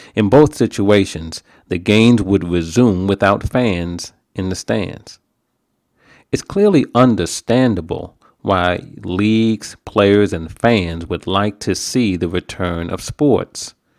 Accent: New York, United States; now in New Jersey, United States; I'm a New Yorker.

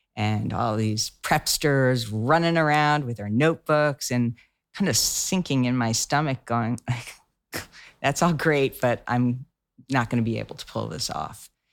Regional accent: outside of Boston, Massachusetts, United States; I grew up outside of Boston

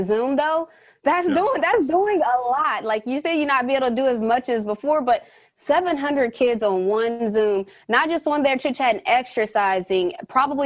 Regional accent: West Virginia, United States; I grew up in West Virginia

